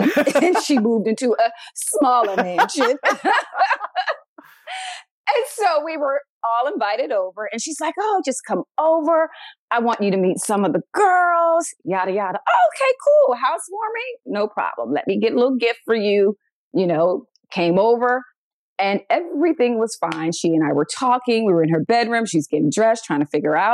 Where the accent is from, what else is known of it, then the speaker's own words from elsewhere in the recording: Philadelphia, Pennsylvania, United States; I'm from Philly. Okay. Oh. And so being from Philly, you know, we're very quick witted